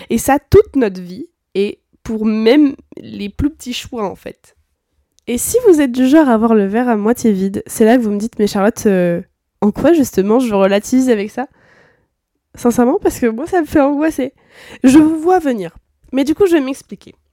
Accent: France; c'est qu'en tant que bon français aigri, c'est quelque chose qu'on a beaucoup de mal à appliquer.

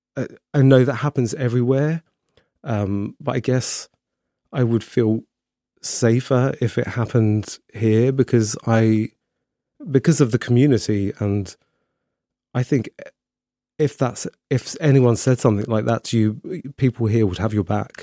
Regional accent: Slough, South East England, United Kingdom; moved away as an adult; also born or lived in Windsor; now in Brighton, United Kingdom; I grew up in Slough, um, which is, uh, just outside London

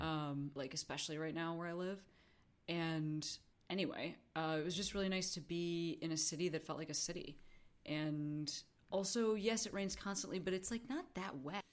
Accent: Chicago, Illinois, United States; moved away; also born or lived in Vancouver; I'm from Chicago

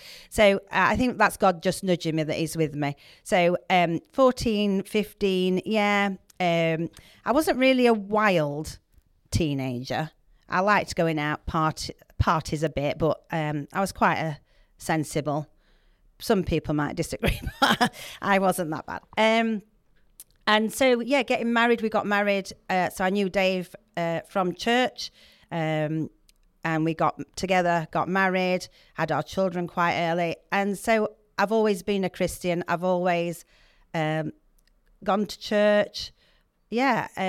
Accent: Yorkshire and the Humber, United Kingdom; accent: Yorkshire; I want to keep my Yorkshire accent.

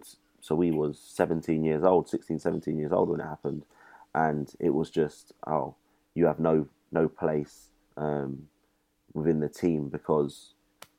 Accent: United Kingdom; I'm British

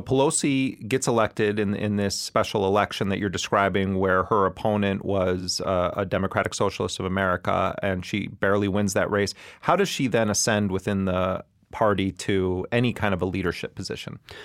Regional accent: Wisconsin, United States; moved away; I'm, I'm originally from Wisconsin. At the time the crime bill was, was implemented, um, I was a, a student in Wisconsin

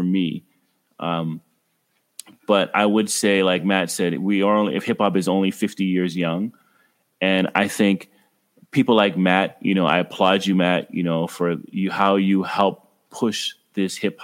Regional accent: Ottawa, Ontario, Canada; I grew up in Ottawa, Ontario, Canada

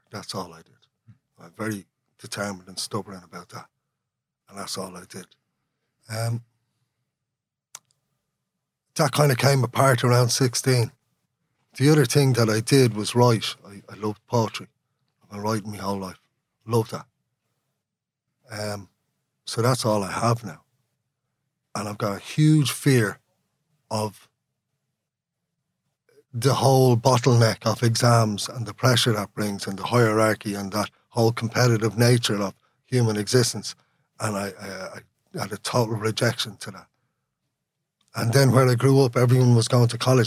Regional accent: Dublin, Leinster, Ireland; first language Irish; English is a second language; I grew up in Sandyman, but I tried to talk like someone from Ringsend

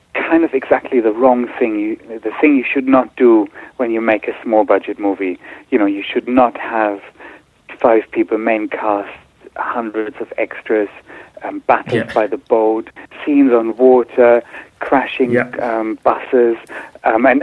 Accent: Berlin, Germany; also born or lived in Singapore; now in London, United Kingdom; I was born in Singapore. I grew up in Berlin. I lived in London for a long time now.

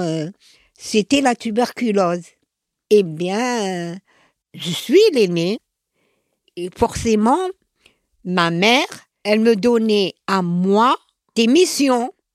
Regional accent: Algiers, Algiers Province, Algeria; moved away as an adult; now in Paris, France; Je suis née à Alger. Je suis l'aînée de quatre enfants. Enfant, je peux dire que je n'ai manqué de rien. J'habite dans une grande maison

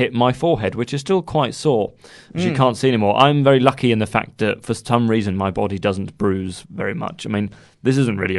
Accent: Guildford, South East England, United Kingdom; the cathedral in Guildford, which is where I live. Oh, no, that's a terrible thing to say, isn't it? I'm from Guildford as well.

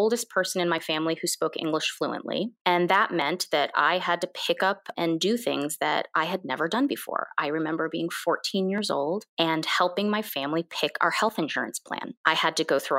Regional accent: United States; first language Korean; English is a second language; also born or lived in Korea; I immigrated to this country when I was 2.5

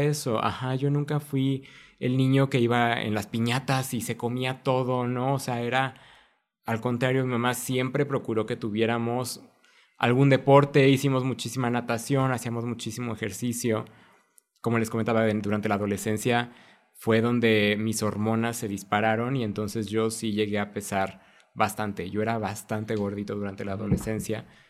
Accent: Mexico; como cultura mexicana

